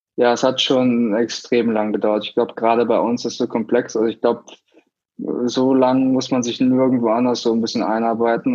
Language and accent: German; Germany; moved away; ich war Deutscher